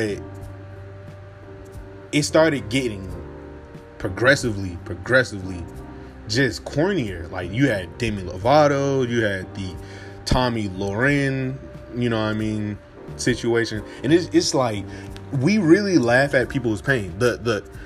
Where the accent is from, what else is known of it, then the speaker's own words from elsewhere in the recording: Atlanta, Georgia, United States; I'm from Atlanta. I grew up 30 minutes away from where he grew up